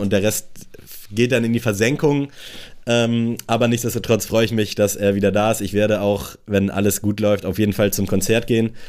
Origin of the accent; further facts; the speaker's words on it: Germany; als Deutscher